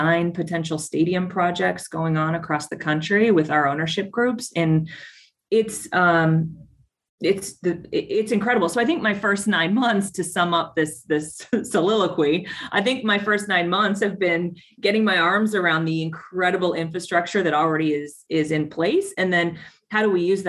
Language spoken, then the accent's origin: English; Tucson, Arizona, United States; FC Tucson. That's my hometown